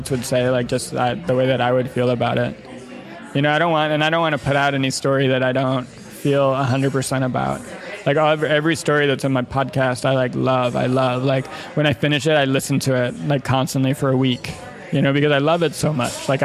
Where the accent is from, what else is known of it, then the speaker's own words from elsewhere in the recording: Midwest, United States; I mean, I grew up in the Midwest too, so I have like this kind of like cynical sense of humor, like kind of like cutting and biting.